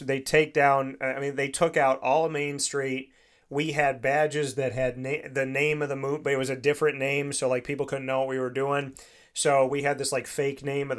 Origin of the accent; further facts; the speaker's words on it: Syracuse, New York, United States; Syracuse, my hometown